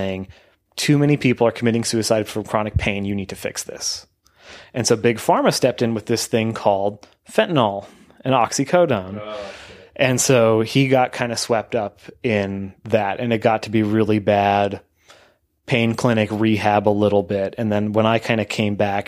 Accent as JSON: {"language": "English", "country": "Canada", "said": "we're all Canadian"}